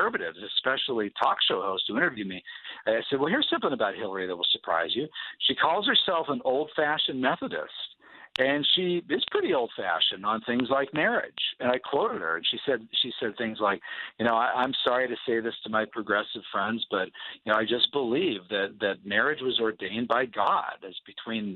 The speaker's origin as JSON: {"language": "English", "region": "Pennsylvania", "country": "United States"}